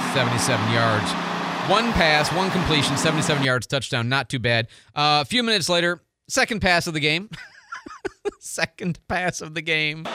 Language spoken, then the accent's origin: English; Midwest, United States; also born or lived in Arizona; now in Pensacola, United States; I grew up in the Midwest my whole life